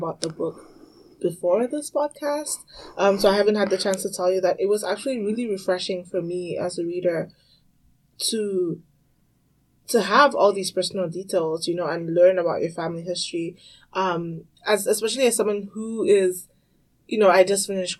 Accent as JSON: {"language": "English", "country": "Cameroon", "tie": "born or raised there", "also_born_or_lived": "Tanzania / Congo", "said": "growing up African, I grew up in Cameroon, Tanzania, and I also spent some time in Congo."}